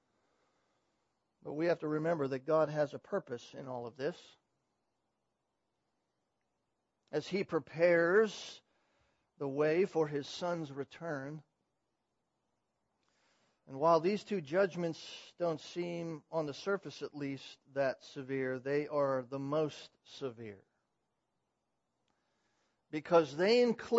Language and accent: English; California, United States; moved away; I come from California